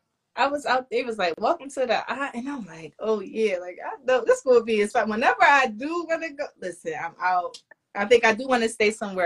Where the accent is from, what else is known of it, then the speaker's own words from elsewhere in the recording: Philadelphia, Pennsylvania, United States; I'm from Philly.